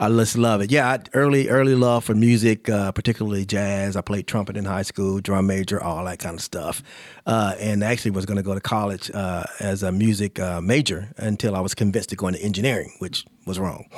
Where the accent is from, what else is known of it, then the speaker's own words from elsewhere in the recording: Charlotte, North Carolina, United States; I grew up in Charlotte